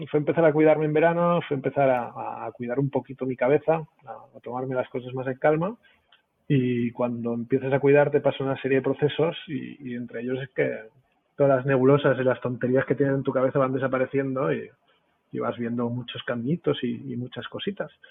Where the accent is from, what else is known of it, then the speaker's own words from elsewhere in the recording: Catalonia, Spain; siempre soy catalán